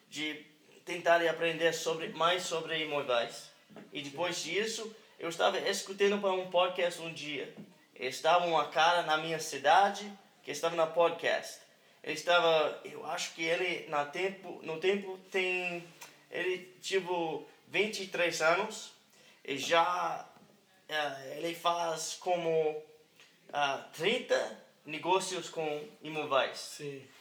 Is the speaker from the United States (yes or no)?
yes; Hohenwald, Tennessee, United States; born there; Portuguese is a second language; E eu, eu nasci aqui na, na Tennessee, em um, é, é, é cidade muito, muito pequena.